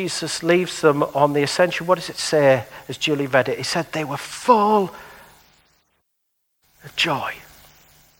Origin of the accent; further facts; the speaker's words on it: Middlesbrough, North East England, United Kingdom; moved away; I've lived in Middlesbrough for 30 years of my life.